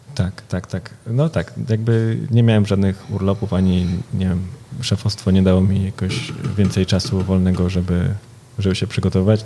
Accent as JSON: {"language": "Polish", "town": "Warsaw", "region": "Masovian Voivodeship", "country": "Poland", "moved": "yes", "lives_now": "Berlin, Germany", "said": "ja jestem z Warszawy, więc często tutaj e, staram się być, e, wracać"}